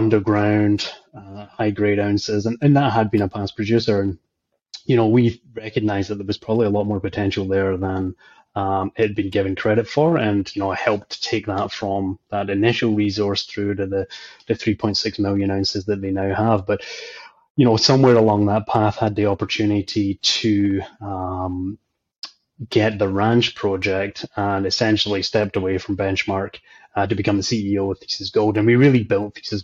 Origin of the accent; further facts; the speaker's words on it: just outside Glasgow, Scotland, United Kingdom; moved away as an adult; also born or lived in Calgary, Canada; now in Canada; I'm Scottish, grew up just outside Glasgow